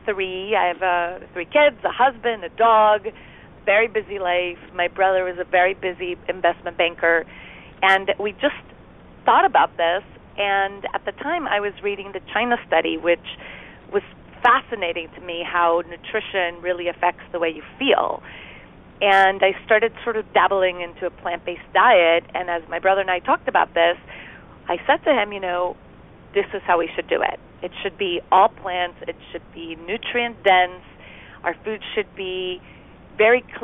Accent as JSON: {"language": "English", "country": "Costa Rica", "tie": "born or raised there", "moved": "as an adult", "lives_now": "United States", "said": "grew up in Costa Rica"}